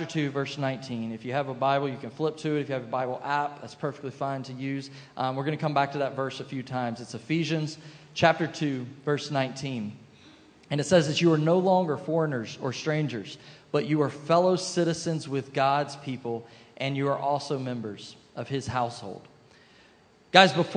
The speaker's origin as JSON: {"language": "English", "region": "South Carolina", "country": "United States", "tie": "born or raised there", "moved": "yes", "lives_now": "Boca Raton, United States", "said": "I grew up in South Carolina"}